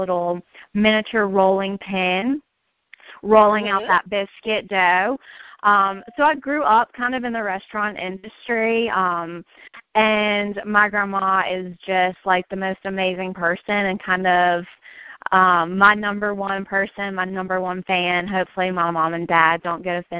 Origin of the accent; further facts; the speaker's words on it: Virginia, United States; now in Raleigh, United States; I'm from Virginia. I live in Raleigh now, but originally a Virginia girl